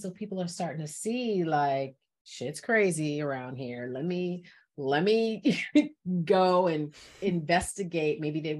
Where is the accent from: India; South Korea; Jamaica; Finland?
Jamaica; And I'm Jamaican.